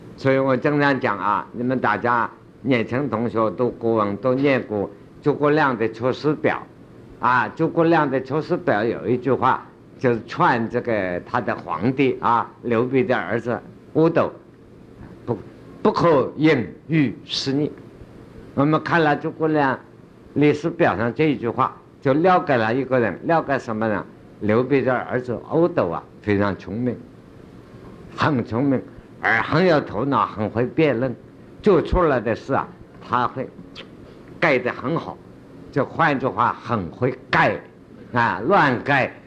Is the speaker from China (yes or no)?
yes; China; 我们中国人